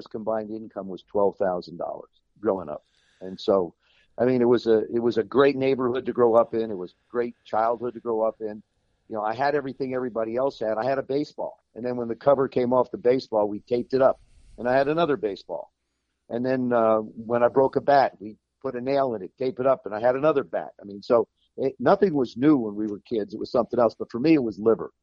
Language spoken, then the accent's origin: English; South River, New Jersey, United States; moved away; I spent a lot of time up in South River where I grew up in New Jersey.